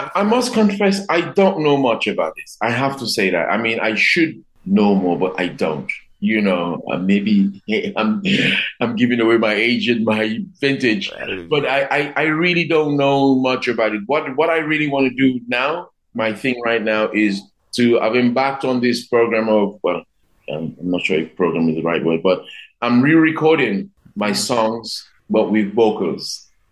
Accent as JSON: {"language": "English", "country": "Dominica", "also_born_or_lived": "London", "said": "of course I'm Dominican, but I consider myself to be a Caribbean person first"}